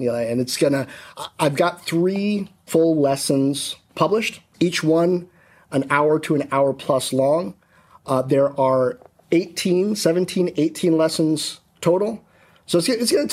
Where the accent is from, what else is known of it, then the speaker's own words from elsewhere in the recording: Washington, District of Columbia, United States; growing up in Washington, D.C. in the 80s